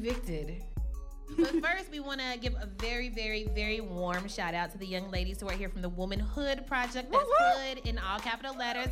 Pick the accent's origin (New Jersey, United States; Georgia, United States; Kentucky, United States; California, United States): Kentucky, United States; now in Brooklyn, United States; neither of us are originally from New York. I'm from Kentucky.